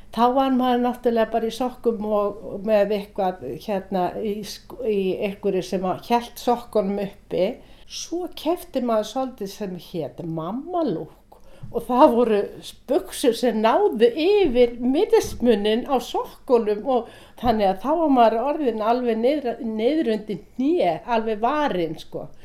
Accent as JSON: {"language": "Icelandic", "country": "Iceland", "also_born_or_lived": "Norway", "said": "ég kem frá Íslandi"}